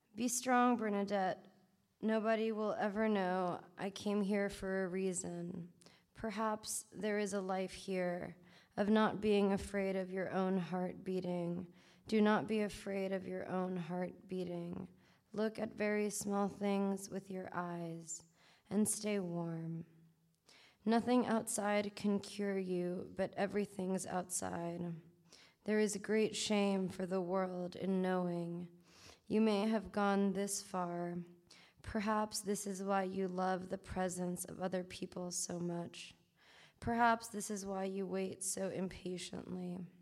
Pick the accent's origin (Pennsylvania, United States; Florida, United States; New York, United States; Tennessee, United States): New York, United States; I was also born and raised in New York um, and came up in the New York scene